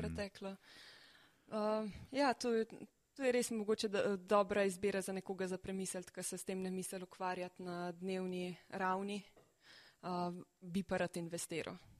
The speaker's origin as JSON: {"language": "Slovenian", "country": "Slovenia"}